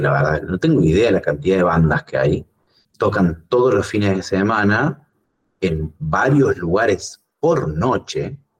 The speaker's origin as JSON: {"language": "Spanish", "region": "Córdoba", "country": "Argentina", "said": "soy, soy cordobés, sí, soy cordobés"}